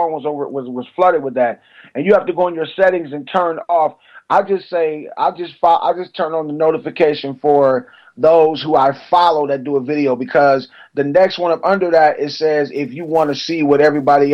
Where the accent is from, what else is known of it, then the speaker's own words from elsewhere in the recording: Cleveland, Ohio, United States; now in Atlanta, United States; I'm from Cleveland, Ohio. I live in Atlanta, but I'm from Cleveland, Ohio.